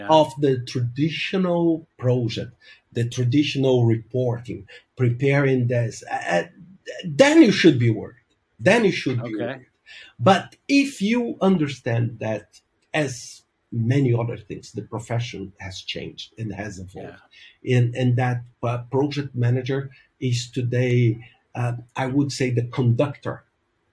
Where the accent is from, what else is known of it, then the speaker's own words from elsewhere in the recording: Brazil; moved away as an adult; also born or lived in Denmark; now in Portugal; I'm originally from Brazil. I live now for the past 12 years in Europe. I lived in Denmark and now I live in Portugal.